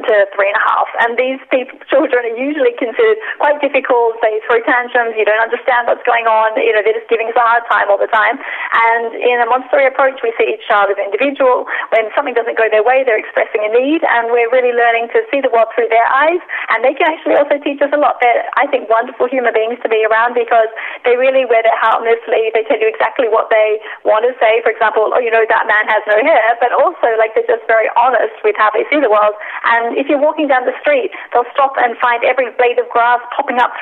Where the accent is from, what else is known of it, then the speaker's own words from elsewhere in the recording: Australia; moved away as an adult; now in Amsterdam, Netherlands; I'm based here in Amsterdam. I'm originally from Australia.